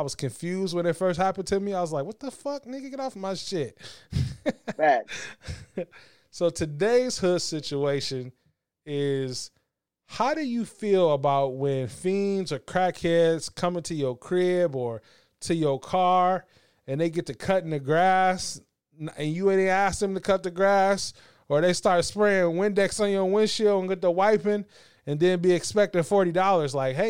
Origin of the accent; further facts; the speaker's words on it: Battle Creek, Michigan, United States; also born or lived in Alabama / Kalamazoo; I'm from Battle Creek, and then I went to Alabama, and then I went to Kalamazoo, and then I came up here